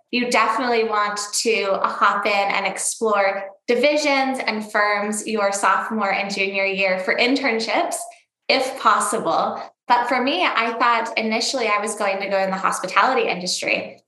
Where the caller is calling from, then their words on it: Scottsdale, Arizona, United States; I'm calling in from Scottsdale, Arizona.